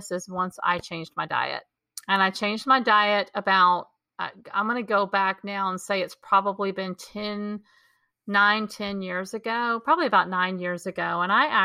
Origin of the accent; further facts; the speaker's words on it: Texas, United States; growing up in Texas